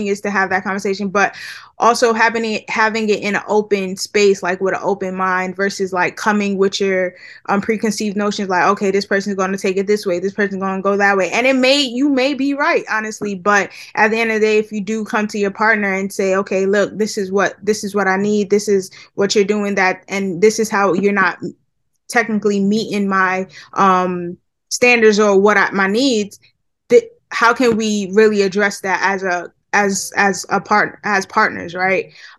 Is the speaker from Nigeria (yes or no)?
yes; Nigeria; So I'm Nigerian from the Yoruba tribe, and actually, my parents are pastors, right?